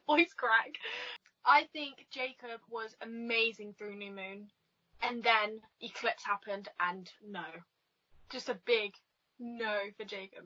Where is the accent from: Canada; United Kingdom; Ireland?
United Kingdom; England; I'm from England, um, sunny England